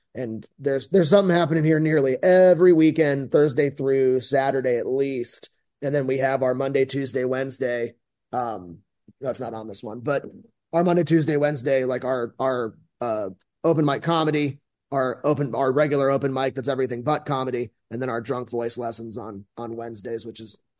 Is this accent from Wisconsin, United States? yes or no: no; Chicago, Illinois, United States; also born or lived in Florida; My family, I'm from Florida, but like kind of I claim Chicago halfway, and I grew up like almost on that block, like right down the street from Salt and Pepper Diner.